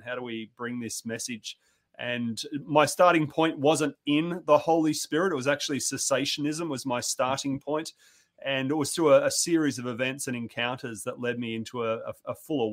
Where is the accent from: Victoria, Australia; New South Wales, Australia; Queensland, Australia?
Victoria, Australia; country; I grew up in Australia on the very southern tip of the Australian mainland